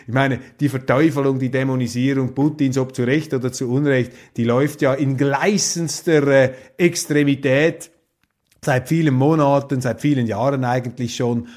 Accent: Switzerland; als äh, Schweizer

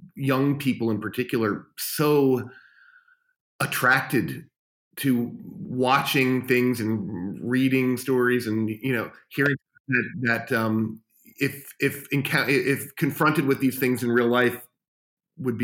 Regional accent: New York City, New York, United States; moved away as an adult; now in Los Angeles, United States; As a kid growing up in New York City, and I used to run to Kim's Video and wherever, I lived in Greenwich Village

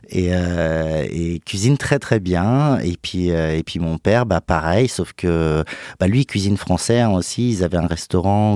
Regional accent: Lyon, Auvergne-Rhône-Alpes, France; now in Paris, France; je suis né en France, euh, à Lyon

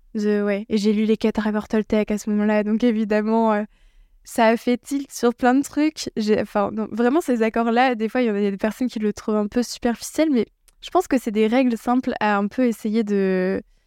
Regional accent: Alsace, Grand Est, France; je viens d'Alsace

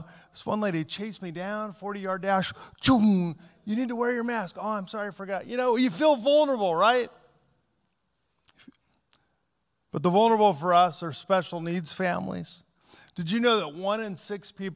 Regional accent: Southern California, United States; moved away; also born or lived in Pacific Northwest; I grew up in Southern California, then moved to the Northwest.

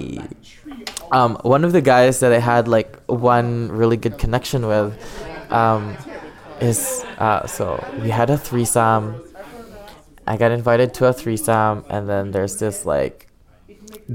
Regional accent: Ottawa, Ontario, Canada; I'm 23 years old. I'm from Ottawa.

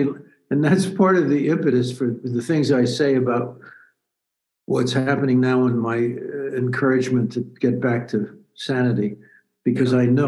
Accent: Yonkers, New York, United States; Well, I say that being from Yonkers, you can't have airs.

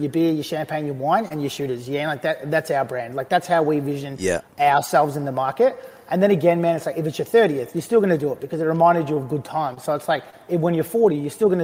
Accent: Australia; growing up in, as an Australian

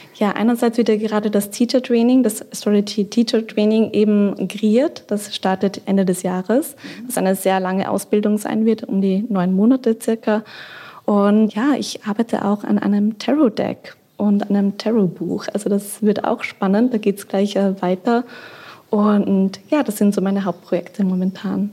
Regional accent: Austria; now in Berlin, Germany; Ich bin ja aus Österreich ursprünglich

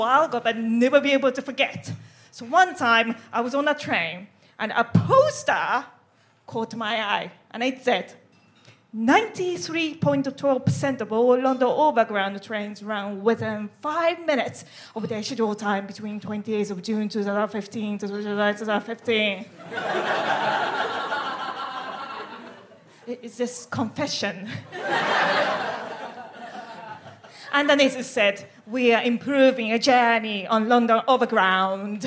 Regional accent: Japan; moved away as an adult; now in United Kingdom; I am from Japan

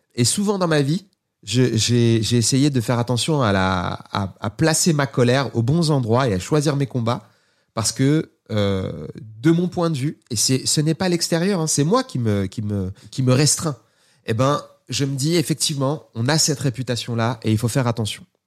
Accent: Seine-Saint-Denis, Île-de-France, France

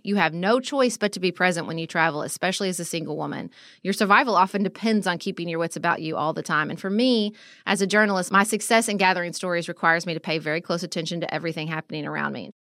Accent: United States; an American who travels

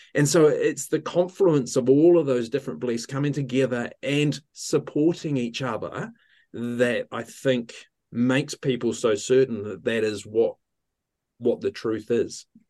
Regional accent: Ohakune, Manawatū-Whanganui, New Zealand; now in Wellington, New Zealand; I grew up in, um, Ohaukuni in the centre of the North Island of New Zealand by the, by the mountain, uh, Ruapehu

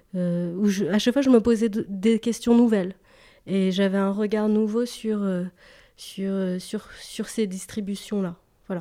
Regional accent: Paris, Île-de-France, France; j'ai grandi à Paris une partie de, mon enfance, et puis à l'adolescence, j'ai déménagé en banlieue.

